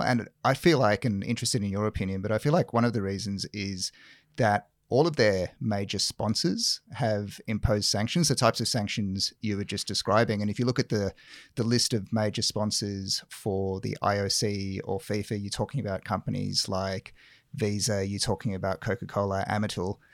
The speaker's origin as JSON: {"language": "English", "country": "South Africa", "tie": "born or raised there", "moved": "yes", "said": "I grew up in South Africa"}